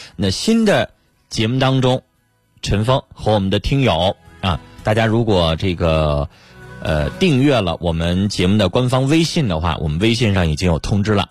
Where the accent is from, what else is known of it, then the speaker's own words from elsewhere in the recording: China; 我们中国人